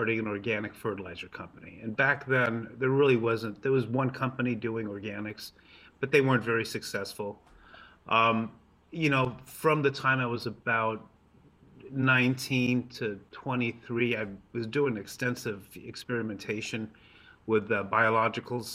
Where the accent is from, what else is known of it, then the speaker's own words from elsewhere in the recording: Los Angeles, California, United States; also born or lived in Hollywood; now in Vacaville, United States; I grew up in Los Angeles.